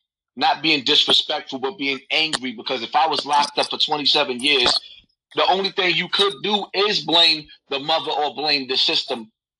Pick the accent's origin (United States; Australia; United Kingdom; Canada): United States; New York City, New York; I come from Bronx River Projects, where it was piss and shit in the elevators in the staircases, where the crime rate is crazy.